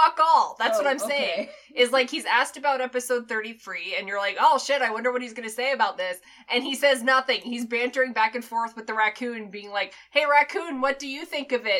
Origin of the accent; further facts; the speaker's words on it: Florida, United States; I'm from Florida